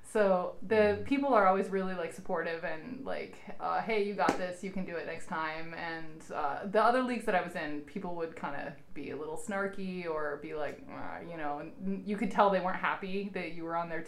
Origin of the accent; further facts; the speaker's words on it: Montana, United States; moved away; I'm from Montana.